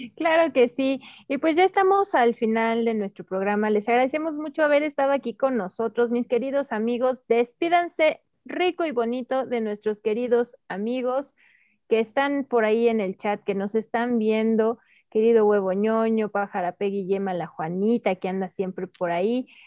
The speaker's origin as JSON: {"language": "Spanish", "country": "Mexico"}